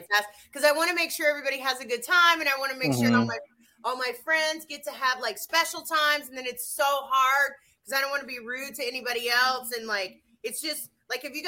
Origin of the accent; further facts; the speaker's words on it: South Carolina, United States; I grew up in South Carolina